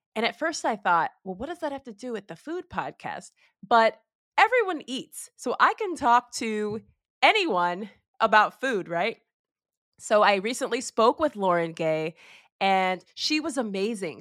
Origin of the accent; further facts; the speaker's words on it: Ohio, United States; now in Florida, United States; I, I come from Ohio, and I didn't realize just the bounty that was available to us here in Florida